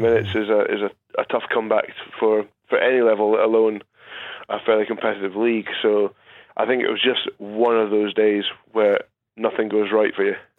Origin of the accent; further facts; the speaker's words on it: Scotland, United Kingdom; as a Scotsman